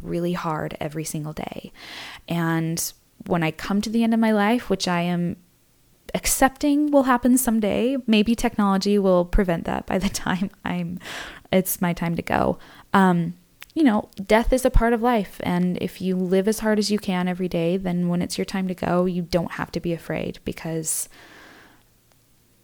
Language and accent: English; Utah, United States; I grew up in Utah, where the dominant religion is the LDS Church.